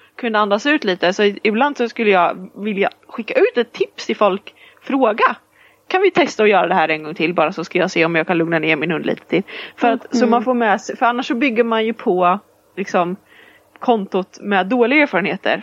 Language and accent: Swedish; Sweden; vi är ju svenskar allihopa